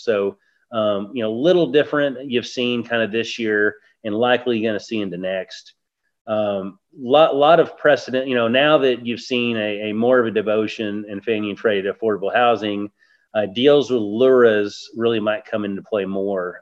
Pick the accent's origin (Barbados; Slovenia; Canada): Barbados; I was born in Barbados.